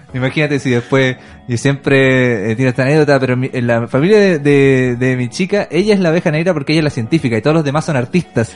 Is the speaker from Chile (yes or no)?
yes; Chile; nuestro país